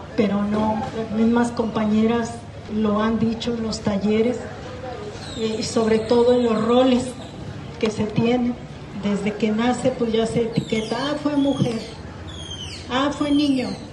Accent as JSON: {"language": "Spanish", "region": "south of Jalisco", "country": "Mexico", "said": "de acá del sur de Jalisco, de donde yo soy."}